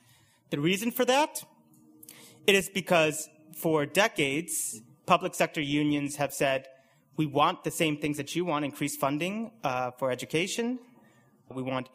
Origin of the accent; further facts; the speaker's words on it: United States; now in United Kingdom; you can probably tell by my accent that I'm from the US